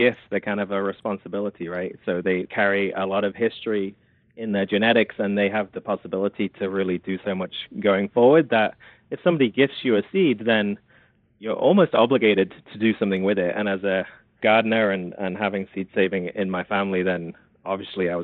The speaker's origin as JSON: {"language": "English", "region": "England", "country": "United Kingdom", "tie": "born or raised there", "also_born_or_lived": "South Carolina", "moved": "as an adult", "lives_now": "United States", "said": "Growing up in England"}